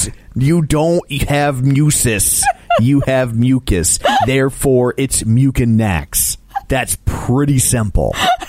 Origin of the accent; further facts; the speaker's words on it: Ireland; Yeah, I'm such a big drinker. What, because I'm Irish?